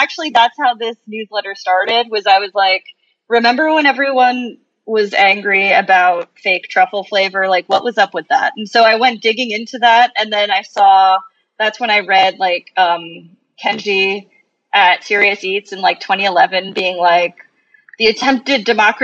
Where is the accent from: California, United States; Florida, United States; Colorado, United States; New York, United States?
New York, United States; Long Island; moved away as an adult; also born or lived in Brooklyn, New York; now in San Juan, Puerto Rico; I grew up on Long Island.